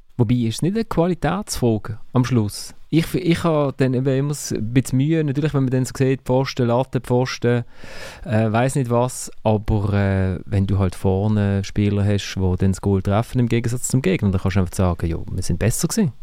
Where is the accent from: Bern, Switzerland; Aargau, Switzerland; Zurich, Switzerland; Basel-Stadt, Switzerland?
Basel-Stadt, Switzerland; Basel; als Basler